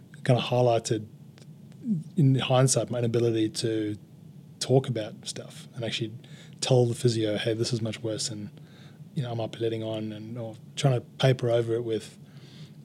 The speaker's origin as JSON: {"language": "English", "town": "Durban", "region": "KwaZulu-Natal", "country": "South Africa", "tie": "born or raised there", "moved": "as an adult", "lives_now": "Australia", "said": "in Durban, my old hometown"}